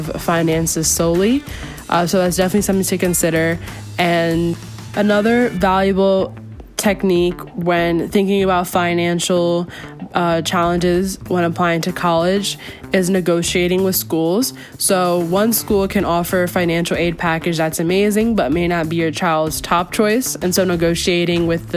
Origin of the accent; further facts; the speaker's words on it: Hudson Valley, New York, United States; I'm from Hudson Valley, New York